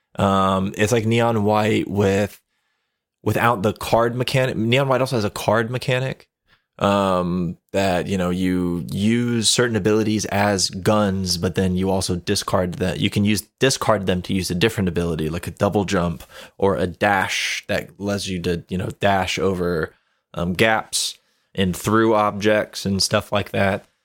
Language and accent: English; Ocala, Florida, United States; my hometown. I worked for a homeless charity